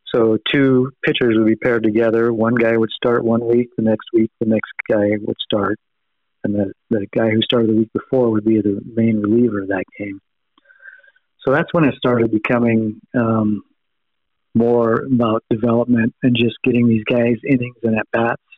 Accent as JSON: {"language": "English", "country": "United States", "tie": "born or raised there", "said": "we grew up in America"}